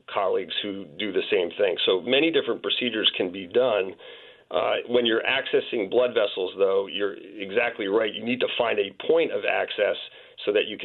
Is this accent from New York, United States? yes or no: no; Cherry Hill, New Jersey, United States; Cherry Hill, New Jersey. So in the greater Philadelphia metropolitan area